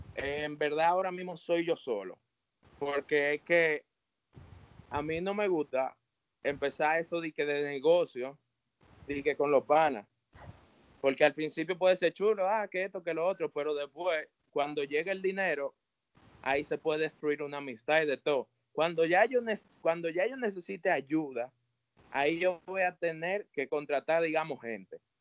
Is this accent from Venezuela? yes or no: no; Santo Domingo, Dominican Republic; yo en verdad soy un joven de Santo Domingo